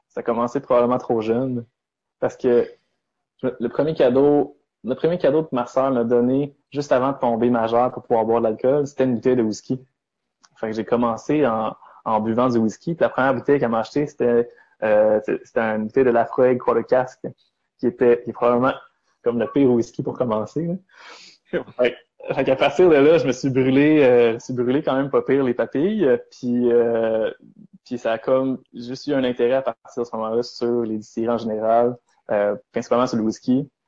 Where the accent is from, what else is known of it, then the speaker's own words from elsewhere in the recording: Sherbrooke, Quebec, Canada; moved away as an adult; also born or lived in Charlevoix; now in Montreal, Canada; je suis né à Sherbrooke, j'ai grandi à Sherbrooke